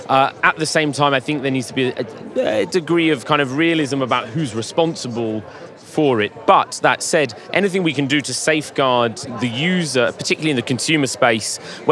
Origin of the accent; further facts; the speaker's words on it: Paris, Île-de-France, France; Well, actually, I was born in Paris. Been here since birth.